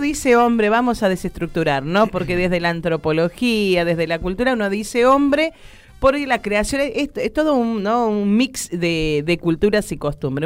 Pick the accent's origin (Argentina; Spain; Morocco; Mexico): Argentina; Buenos Aires; Yo nací en, en, acá en Buenos Aires, en Capital Federal, me crié hasta los 15 años en el barrio de La Boca.